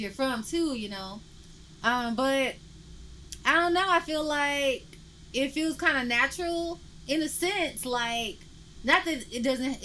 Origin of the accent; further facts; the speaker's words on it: Memphis, Tennessee, United States; now in Portland, United States; I'm from Memphis and I don't feel like I'm not from Memphis through being here